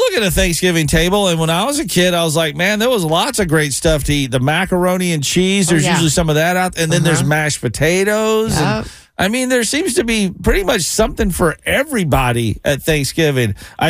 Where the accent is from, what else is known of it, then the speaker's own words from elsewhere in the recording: the South, United States; growing up in the South